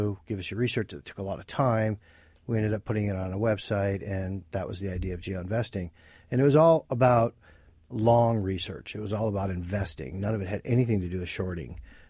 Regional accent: Flint, Michigan, United States; moved away as an adult; now in Pennsylvania, United States; I was born and raised in Flint, Michigan for the first 22 years of my life. And I matriculated here around 1995-ish.

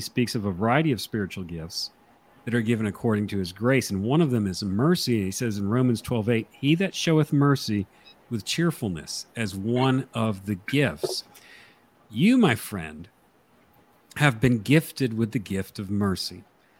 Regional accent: New Milford, Connecticut, United States; Daniel and I grew up in New Milford, Connecticut.

